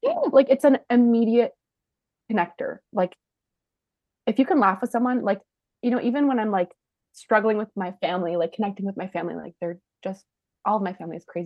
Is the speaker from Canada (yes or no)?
yes; Canada; we're Canadian